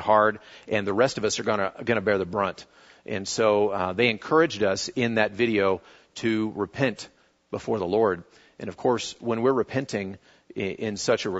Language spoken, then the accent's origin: English; United States; being an American